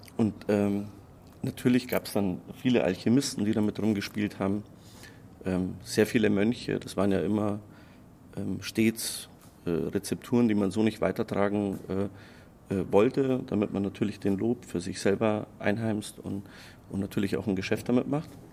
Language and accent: German; Croatia; now in Munich, Germany; Ich komme aus Kroatien